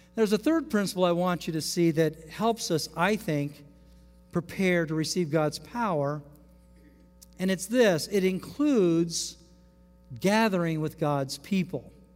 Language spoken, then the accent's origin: English; United States; as American Christians.